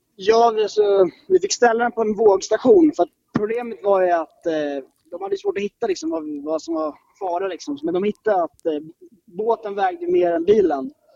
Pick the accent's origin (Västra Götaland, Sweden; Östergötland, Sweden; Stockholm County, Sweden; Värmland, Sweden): Stockholm County, Sweden; Stockholm; kommer från norra Stockholm